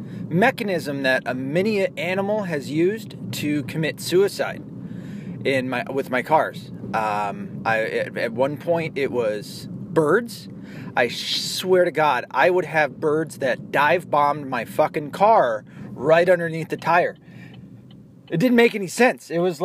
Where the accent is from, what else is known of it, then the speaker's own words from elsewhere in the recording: Tennessee, United States; You'll notice too that my accent, as I've talked about, that I'm from Tennessee and I have zero to no southern accents.